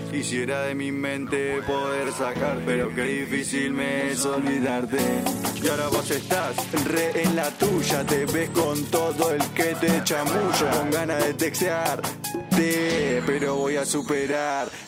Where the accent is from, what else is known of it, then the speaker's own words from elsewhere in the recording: Gregorio de Laferrere, Buenos Aires Province, Argentina; Yo soy de La Ferrere, me queda un trayecto